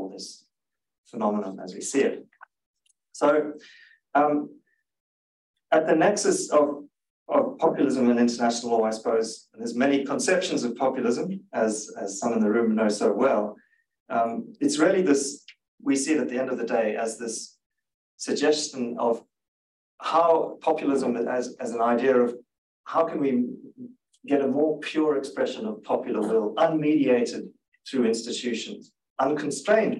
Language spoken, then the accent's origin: English; Zimbabwe; now in Canberra, Australia; I grew up in Zimbabwe